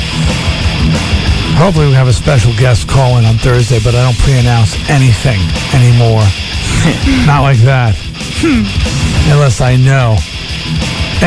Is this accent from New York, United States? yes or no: yes; Long Island, New York, United States; I was from Long Island